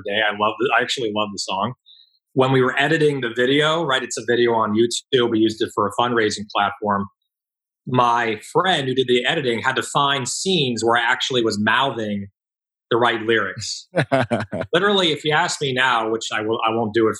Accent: Palos Verdes, California, United States; I grew up in Southern California. I grew up in Palos Verdes. Went to school, middle school in Palos Verdes. Went to high school in Palos Verdes.

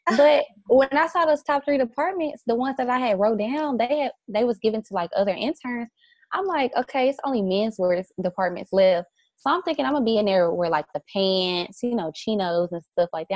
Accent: the South, United States; also born or lived in New York; now in Dallas, United States; I'm from the South

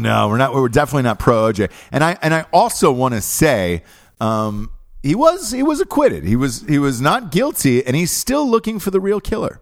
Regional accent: Georgia, United States; we grew up in Georgia.

